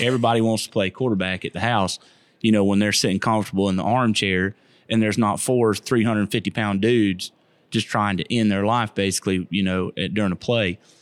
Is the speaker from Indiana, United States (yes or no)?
no; Keysville, Florida, United States; moved away as an adult; now in Sterlington, United States; I was born and raised in Keysville, Lithia area, off of Edison Road